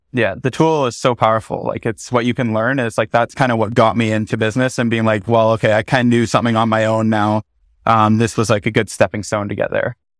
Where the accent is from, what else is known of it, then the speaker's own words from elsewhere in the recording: Bracebridge, Ontario, Canada; moved away as an adult; also born or lived in Ottawa; I grew up in Muskoka, Ontario. Mm-hmm. So uh, specifically in Bracebridge, a super small town